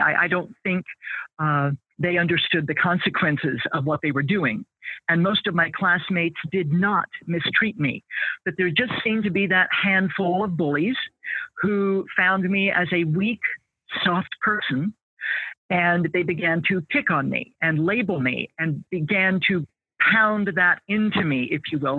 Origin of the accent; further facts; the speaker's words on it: American Midwest, United States; I grew up in the American Midwest